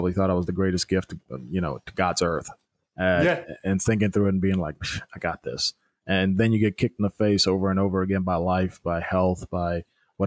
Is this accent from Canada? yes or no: no; Germany; moved away; since I was a kid growing up in Germany